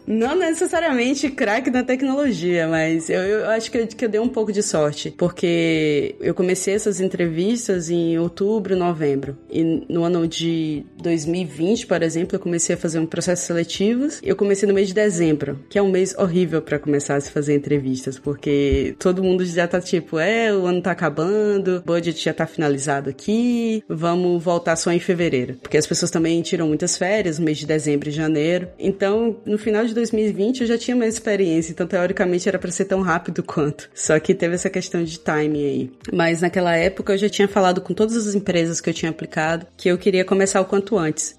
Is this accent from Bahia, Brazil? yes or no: yes; Feira de Santana, Bahia, Brazil; also born or lived in Belo Horizonte; now in Berlin, Germany; eu cresci em Feira de Santana